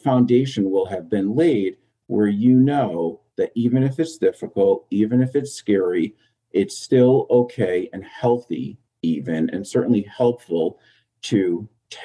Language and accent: English; Southington, Connecticut, United States; Southington, where my kids are going to school, which I worked for a year or two here in my hometown